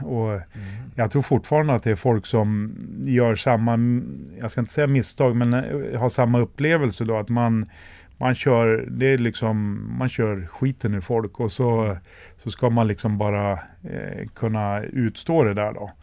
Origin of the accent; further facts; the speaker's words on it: Västerås, Västmanland, Sweden; jag är också född här i Västerås och har ju alltid stått på läktaren och tittat på alla kvalmatcher